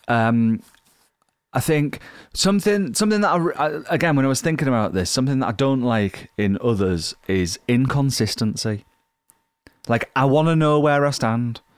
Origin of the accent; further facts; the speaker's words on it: Yorkshire and the Humber, United Kingdom; I'm from Yorkshire